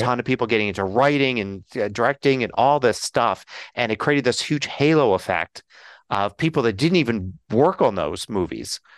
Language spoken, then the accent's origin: English; Philadelphia, Pennsylvania, United States; now in Colorado, United States; I'm originally from Philly